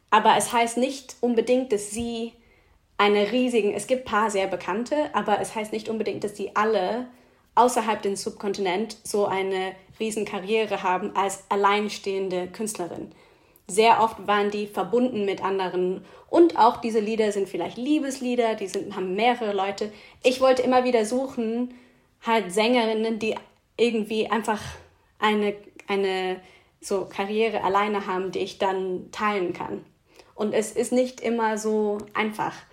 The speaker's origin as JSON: {"language": "German", "country": "Switzerland", "said": "kommt auch vor in meine Playlist, die aus der Schweiz kommt, auch aus einem kleinen Ort, wo ich herkomme."}